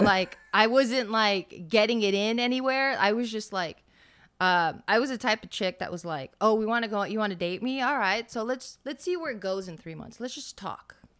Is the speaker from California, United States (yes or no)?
yes; Los Angeles, California, United States; moved away as an adult; now in Las Vegas, United States; Born and raised in Los Angeles